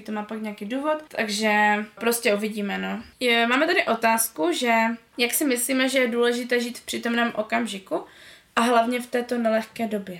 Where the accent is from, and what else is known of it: Řeka, Moravian-Silesian Region, Czechia; born or raised there; also born or lived in Karviná